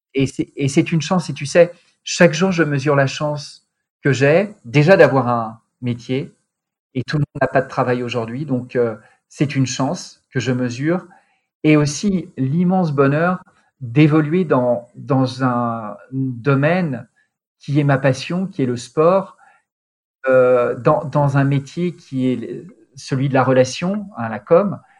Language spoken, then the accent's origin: French; Lyon, Auvergne-Rhône-Alpes, France; moved away; also born or lived in Milan; je suis lyonnais, donc j'allais à Gerland